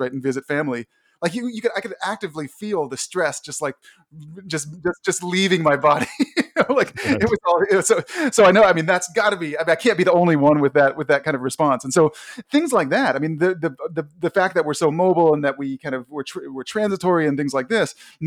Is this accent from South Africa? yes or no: no; Washington, District of Columbia, United States; now in Connecticut, United States; I grew up in Washington, D.C. I'm now in Connecticut